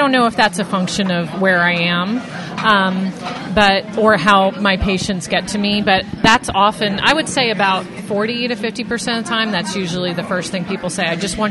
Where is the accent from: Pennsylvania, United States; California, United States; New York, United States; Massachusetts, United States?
New York, United States; now in Mississippi, United States; I'm from New York